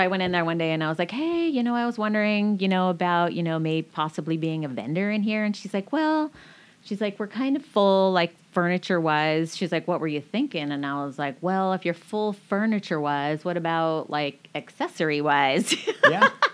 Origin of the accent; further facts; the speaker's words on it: Marysville, Washington, United States; also born or lived in Aiken, South Carolina / New Mexico / Everett, Washington; I grew up in Marysville